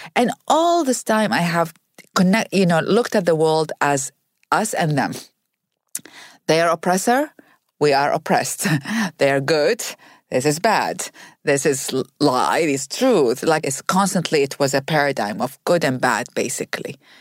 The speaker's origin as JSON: {"language": "English", "country": "Iraq", "tie": "born or raised there", "moved": "as an adult", "lives_now": "United States", "said": "I grew up in Iraq"}